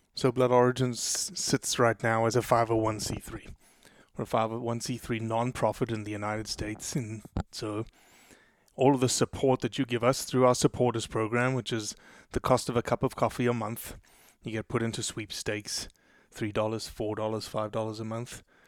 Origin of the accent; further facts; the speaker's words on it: Johannesburg, Gauteng, South Africa; also born or lived in Brazil; now in Mississippi, United States; I was born in Brazil. I was raised in South Africa since I was four years old. So essentially born and raised in South Africa.